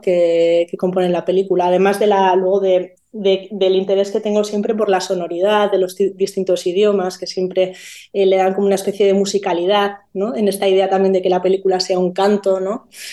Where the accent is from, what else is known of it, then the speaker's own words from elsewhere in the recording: Basque Country, Spain; soy vasca